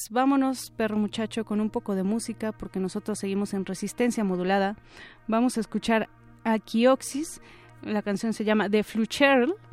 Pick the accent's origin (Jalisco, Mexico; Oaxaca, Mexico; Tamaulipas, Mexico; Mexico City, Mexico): Mexico City, Mexico; Es decir, nosotros como citadinos, eh